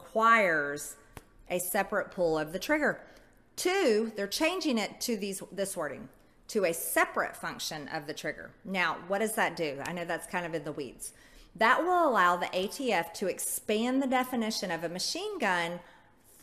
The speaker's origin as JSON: {"language": "English", "country": "United States", "said": "As an American"}